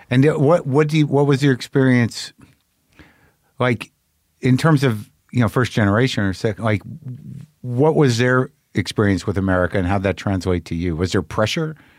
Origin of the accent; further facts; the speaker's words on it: Albuquerque, New Mexico, United States; I grew up in Albuquerque